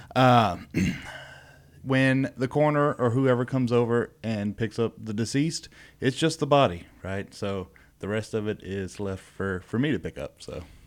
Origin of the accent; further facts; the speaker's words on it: Beaumont, Texas, United States; I am from the Southeast Texas area